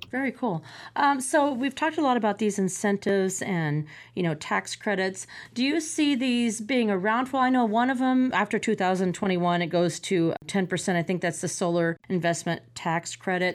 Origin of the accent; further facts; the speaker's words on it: Champaign, Illinois, United States; my hometown for Champaign Urbana.